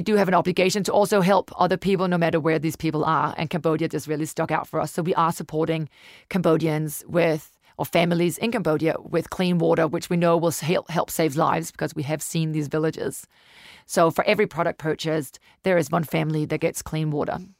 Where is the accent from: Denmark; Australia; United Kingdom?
Denmark; moved away as an adult; now in New Zealand; I'm from Denmark, originally been in New Zealand for ten years now